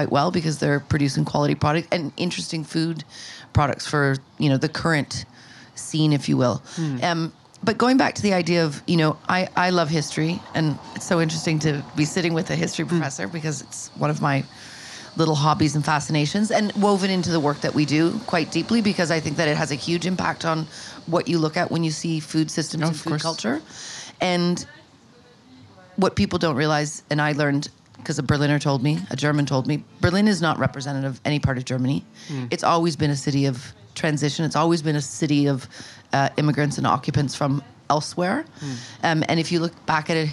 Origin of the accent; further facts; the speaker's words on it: Sudbury, Ontario, Canada; also born or lived in Toronto, Canada; I spent most of my childhood in Sudbury, which is a Northern Ontario enclave